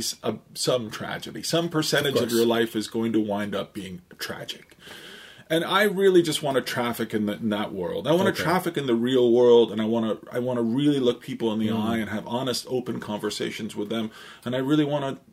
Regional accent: Syracuse, New York, United States; moved away as an adult; now in Toronto, Canada; I grew up in upstate New York

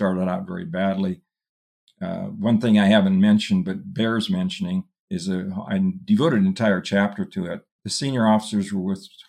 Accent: South Dakota, United States; I returned to my home state of South Dakota to practice law

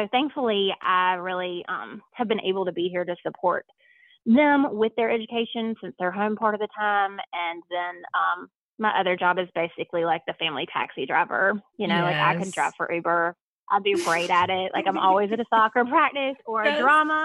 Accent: Lexington, South Carolina, United States; moved away; I grew up in a small town called Lexington, South Carolina

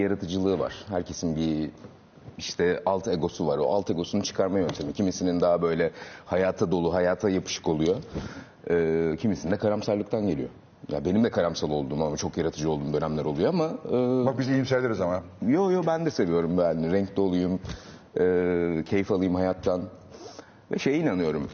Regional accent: Ankara, Turkey; Ben de Ankara'lıyım

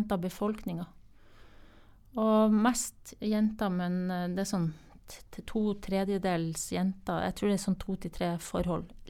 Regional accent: Northern Norway, Norway; Jeg er fra Nord-Norge, og det er ikke du?

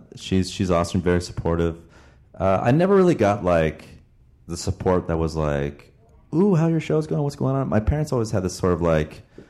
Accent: Toronto, Ontario, Canada; I grew up in Toronto, Canada, dude. Toronto, Ontario.

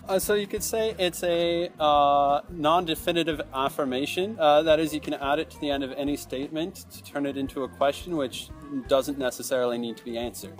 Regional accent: Canada; now in Paris, France; I'm a Canadian living in Paris

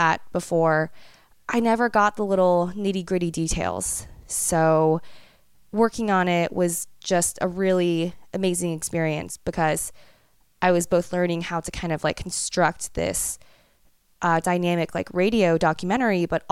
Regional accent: United States; being raised as an American

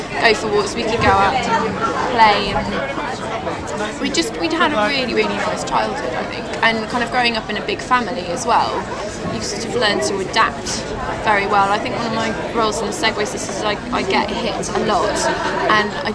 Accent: Cheshire, North West England, United Kingdom; I grew up in Cheshire.

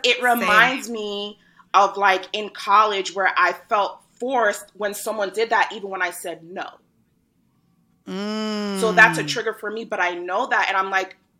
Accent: Rhode Island, United States; moved away as an adult; also born or lived in Brooklyn, New York; I was born in Brooklyn, but I was raised from 3.5 to like 6 months ago in Rhode Island.

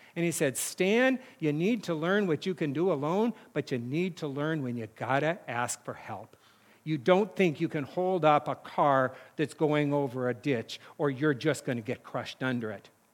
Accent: North Dakota, United States; moved away; my hometown now has paved roads. It's weird 'cause it was all dirt roads when I grew up

